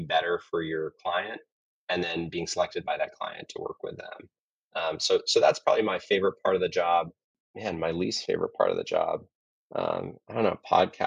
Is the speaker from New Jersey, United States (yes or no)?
no; Colorado, United States; moved away; I'm from Colorado originally